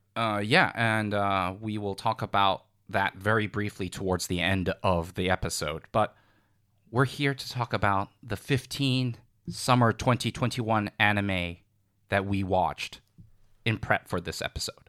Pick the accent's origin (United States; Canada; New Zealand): United States; I'm American.